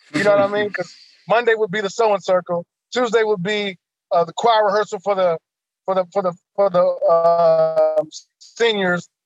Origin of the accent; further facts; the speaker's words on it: Kansas City, Missouri, United States; I grew up here in Kansas City, Missouri, Wayne Minor Projects